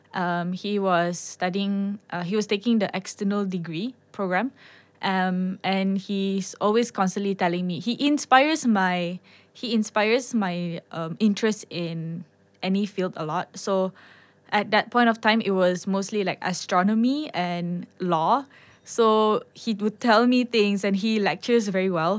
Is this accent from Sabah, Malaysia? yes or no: yes; Sabah, Malaysia; I'm from Sabah